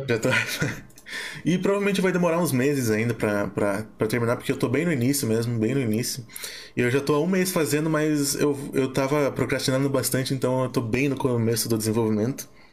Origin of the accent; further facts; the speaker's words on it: Curitiba, Paraná, Brazil; Eu sou de Curitiba, Paraná